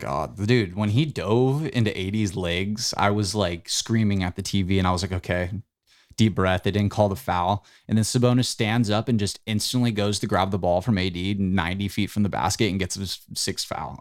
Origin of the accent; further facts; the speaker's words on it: United States; we, as American superiorists that we are